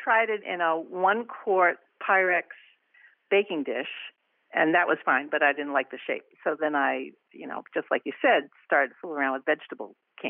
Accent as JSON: {"language": "English", "region": "Rhode Island", "country": "United States", "tie": "born or raised there", "moved": "yes", "lives_now": "Bridgeport, Connecticut, United States", "said": "I'm originally from Rhode Island"}